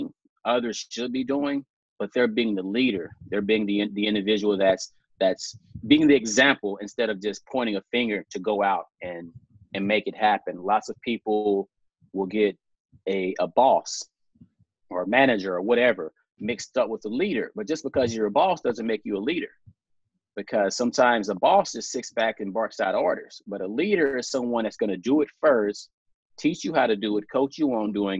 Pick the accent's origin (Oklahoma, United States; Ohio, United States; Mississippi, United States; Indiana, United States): Mississippi, United States; South; born and raised in South Mississippi.